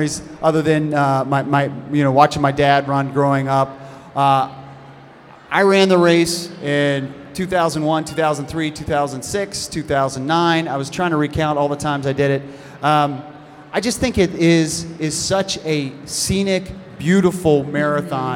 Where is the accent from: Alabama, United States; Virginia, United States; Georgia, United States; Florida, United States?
Virginia, United States; Arlington; I grew up in Arlington